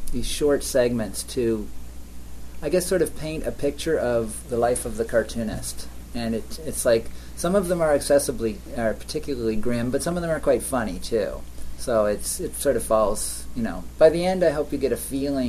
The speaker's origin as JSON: {"language": "English", "country": "Canada", "also_born_or_lived": "Toronto, Canada", "lives_now": "Guelph, Canada", "said": "I can't imagine leaving Canada, even though there are many nice places in the world. You know, these are where your roots are, and I like it here"}